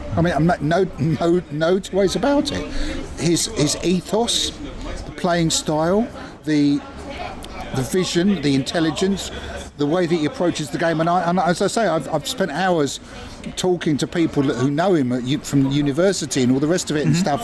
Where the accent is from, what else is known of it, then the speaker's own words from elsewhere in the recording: Southwick, South East England, United Kingdom; I'm from Southwick, so I support Southwick. I'm from Brighton, so I support Brighton, and I'm from England, so I support England